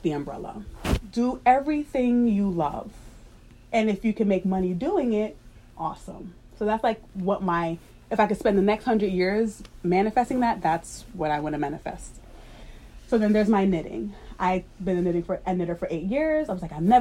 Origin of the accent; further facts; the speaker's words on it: New York, United States; I grew up in New York